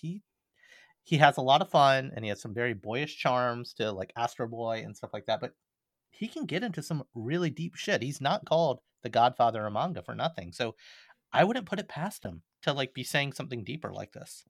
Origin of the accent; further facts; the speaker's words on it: Alabama, United States; I'm from Alabama